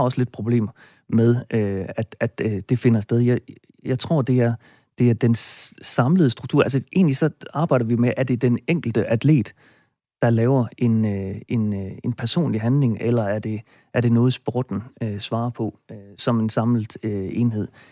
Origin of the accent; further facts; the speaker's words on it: Roslev, North Denmark Region, Denmark; i min hjemby Roslev